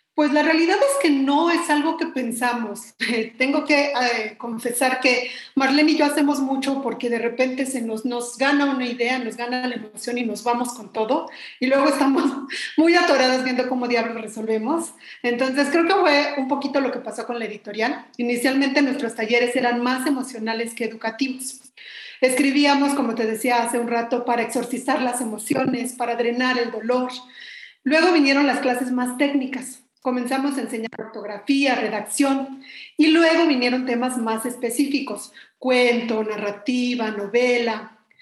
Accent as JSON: {"language": "Spanish", "region": "Mexico City", "country": "Mexico", "said": "pues yo también soy mexicana de la Ciudad de México"}